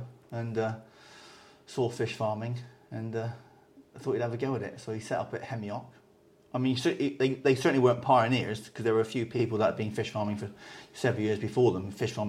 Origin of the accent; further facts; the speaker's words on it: Somerset / Devon, South West England, United Kingdom; also born or lived in Taunton, Somerset / Dartmoor, Devon; West Country, lad, all my life, yeah. Born in Somerset, which isn't very far away.